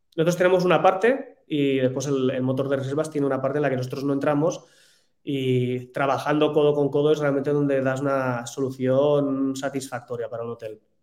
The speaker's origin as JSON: {"language": "Spanish", "country": "Spain"}